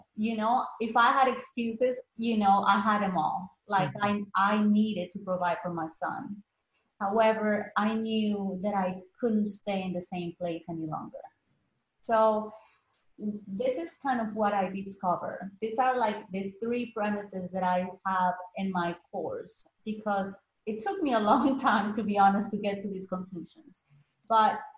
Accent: Colombia; moved away as an adult; now in United States; I was born in Colombia originally

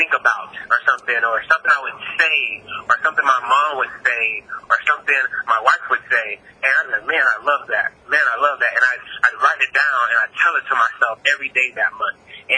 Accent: Texas, United States; I'm from the South. I'm from Texas.

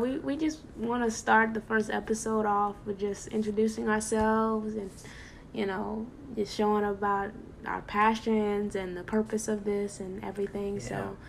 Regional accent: New Orleans, Louisiana, United States; Well, I'm from New Orleans. Well, not really, because if you ask me where anything is, I probably wouldn't be able to tell you. I didn't really grow up there.

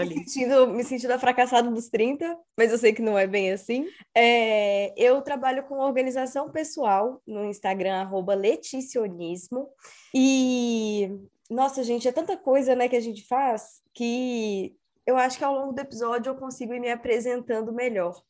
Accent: Espírito Santo, Brazil; moved away as an adult; also born or lived in Belo Horizonte; Eu sou capixaba, sou do Espírito Santo

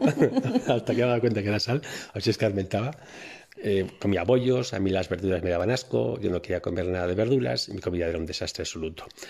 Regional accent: Bilbao, Basque Country, Spain; also born or lived in Cáceres province; yo llegué a Bilbao con unos meses realmente nací en Cáceres, en un pueblito de Cáceres, pero nada, con unos meses llegué a Bilbao, por lo tanto yo he vivido toda mi vida en Bilbao, es, donde yo me, he crecido y me he desarrollado.

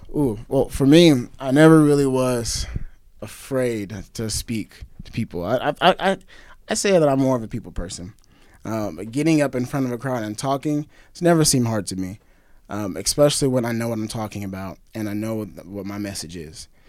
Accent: Springfield, Missouri, United States; I'm from Springfield

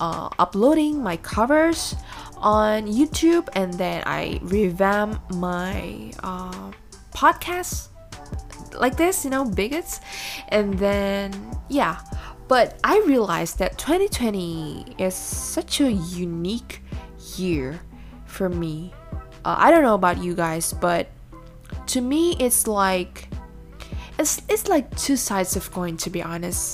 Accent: Indonesia; English is a second language; I'm from Indonesia, but most of the time I either speak in Bahasa Indonesia or in English.

